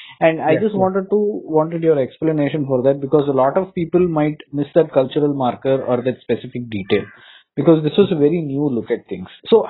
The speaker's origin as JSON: {"language": "English", "region": "Tamil Nadu", "country": "India", "said": "I am from Tamil Nadu."}